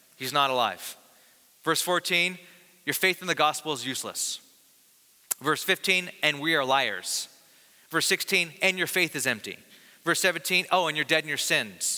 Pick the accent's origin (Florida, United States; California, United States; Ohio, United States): California, United States; Bakersfield; I'm from the Valley of California in Bakersfield, and so we had really, really hot summers